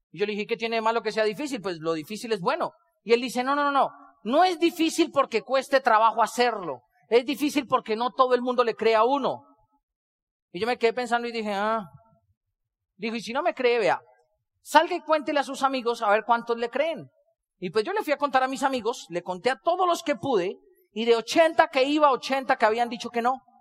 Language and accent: Spanish; Colombia; ¿Y de dónde eres tú? Yo le digo, soy colombiano.